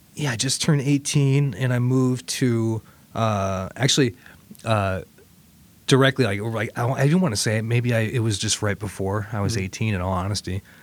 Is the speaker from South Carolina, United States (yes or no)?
no; Toledo, Ohio, United States; moved away; also born or lived in Richmond, Virginia; I grew up in Toledo, Ohio moved to Richmond, Virginia